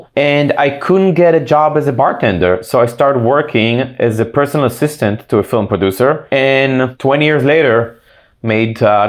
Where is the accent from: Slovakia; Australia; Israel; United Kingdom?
Israel; accent: Israeli; moved away as an adult; also born or lived in East Coast, United States; now in Los Angeles, United States; Yeah, well, funny enough, I wasn't born here, as you can probably hear from my accent. I was born in the East Coast, but I grew up in Israel. And then I came back to the US. I came to LA to go to UCLA.